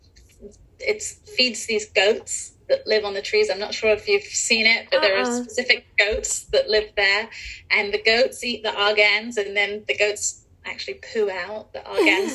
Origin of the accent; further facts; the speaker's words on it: England, United Kingdom; moved away as an adult; also born or lived in Europe; now in Los Angeles, United States; I grew up in England and in Europe